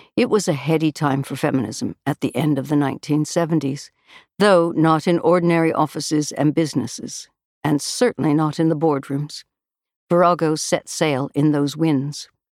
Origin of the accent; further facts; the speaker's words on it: Canada; moved away as an adult; now in United Kingdom; us Canadians abroad